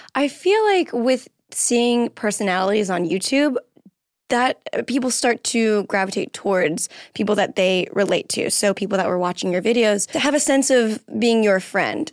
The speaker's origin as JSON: {"language": "English", "region": "Florida", "country": "United States", "moved": "yes", "lives_now": "Los Angeles, United States", "said": "I'm from Florida"}